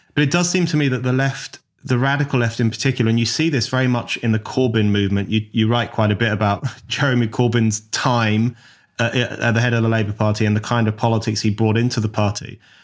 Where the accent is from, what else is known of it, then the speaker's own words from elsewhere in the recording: London, United Kingdom; the part of London I grew up